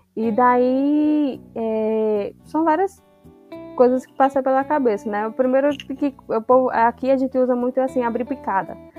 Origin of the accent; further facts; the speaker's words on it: Potiguara territory, Paraíba, Brazil; nós, enquanto potiguara